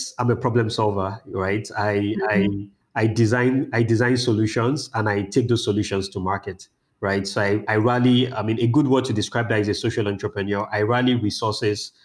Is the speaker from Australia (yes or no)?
no; Lagos, Nigeria; also born or lived in Ibadan, Nigeria / United Kingdom; I've spent most of my time in Lagos, Nigeria. I would say that's home for me.